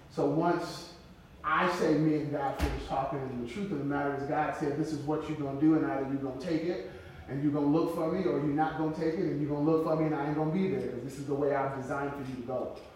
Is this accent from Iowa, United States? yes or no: no; Flint, Michigan, United States; now in Casper, United States; I'm from Flint, Michigan, so I'm affiliated with the Michigan Southwest Jurisdiction Number 5.